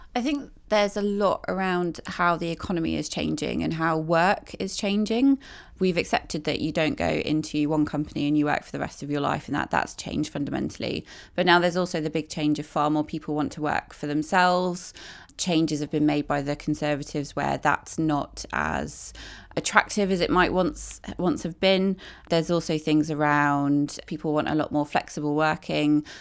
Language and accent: English; Midlands, United Kingdom; I grew up in the Midlands